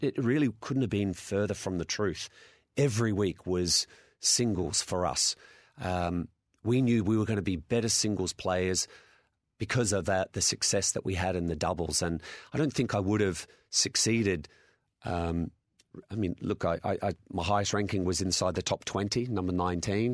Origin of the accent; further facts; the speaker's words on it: Adelaide, South Australia, Australia; I'm from Adelaide